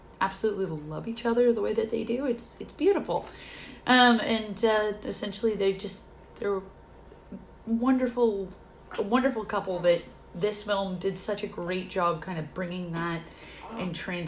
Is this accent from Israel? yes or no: no; Canada; as a Canadian